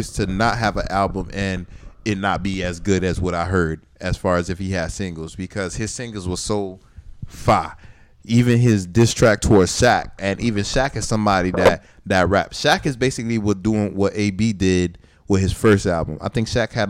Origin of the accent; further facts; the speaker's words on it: Miami, Florida, United States; I'm from Dade County